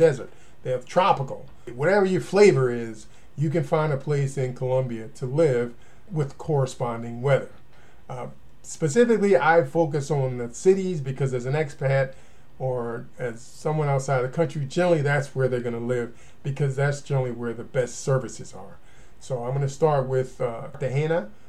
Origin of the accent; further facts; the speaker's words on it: United States; I'm American, I have family here